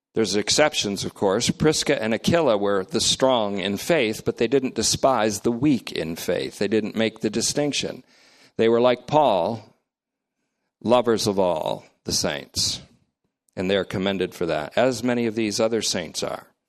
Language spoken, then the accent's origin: English; United States; I'm speaking as an American